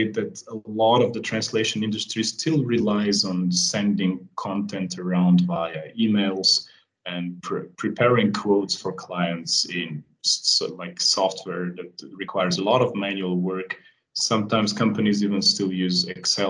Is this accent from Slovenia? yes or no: yes; Slovenia; I come from Europe, from a small country called Slovenia